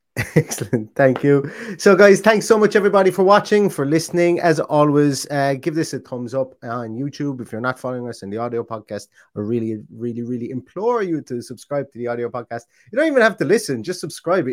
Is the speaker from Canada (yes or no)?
no; Ireland; I am Irish